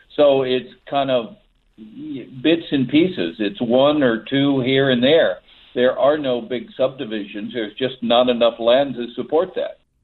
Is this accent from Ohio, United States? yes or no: no; Texas, United States; now in San Francisco Bay Area, United States; I grew up in Texas